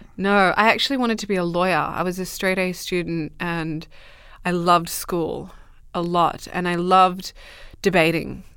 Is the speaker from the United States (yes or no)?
no; Merredin, Western Australia, Australia; also born or lived in Dubbo, New South Wales; I grew up in Australia, in the middle of Western Australia